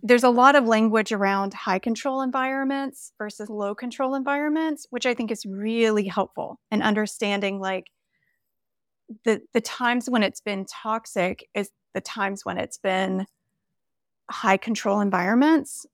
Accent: the South, Southern United States, United States; when we moved back to my hometown a few years ago, and I was confronted with all of the, like, Southern religious, cultural kind of stuff that I was surrounded with growing up

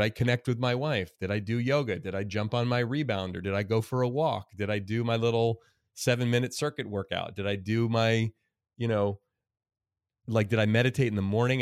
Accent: Oakland, California, United States; my life growing up in Oakland, California, in a really diverse place

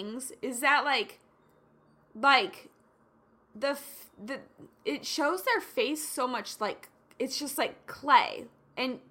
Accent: Kansas, United States; I grew up in Kansas, which where I grew up can be predominantly conservative

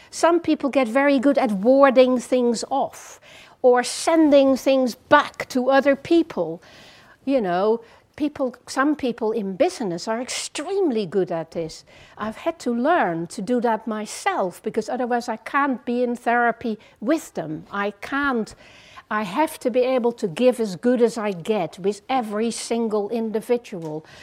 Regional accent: Netherlands; English is a second language; moved away as an adult; also born or lived in France; now in England; I grew up in the Netherlands for 18 years, did my classical education there, then moved to France

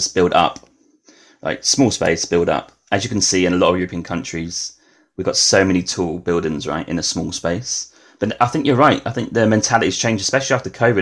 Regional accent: England, United Kingdom; I'm from England, UK

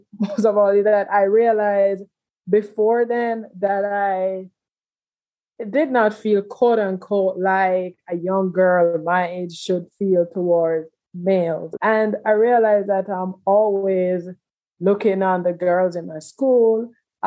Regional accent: Jamaica; moved away as an adult; also born or lived in Houston, Texas / DMV area; now in United States; I'm originally from Jamaica, and I'm the last child of six. I grew up in a very big family. I came out at the age of 15 in Jamaica

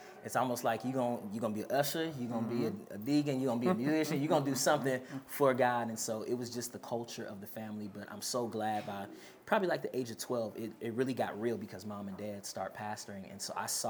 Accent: Seattle, Washington, United States; I hail from Seattle, Washington

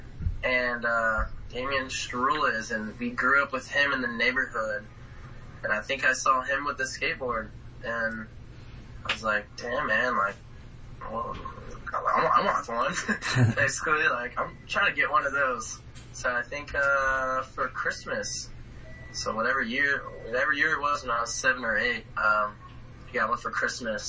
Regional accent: Palm Bay, Florida, United States; moved away as an adult; also born or lived in California; I'm from Palm Bay, Florida. It's like near Cocoa Beach.

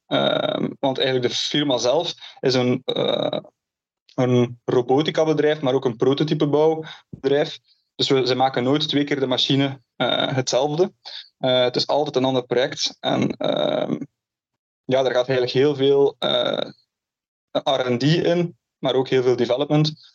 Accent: Ghent, Flanders, Belgium; moved away as an adult; also born or lived in Canada; now in Oregon, United States; dus ik ben geboren in, eh, in Gent.

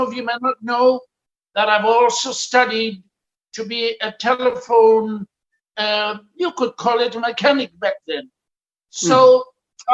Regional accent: Pretoria, Gauteng, South Africa; I was born in Pretoria, the capital city of South Africa, on the 2nd of August, 1952

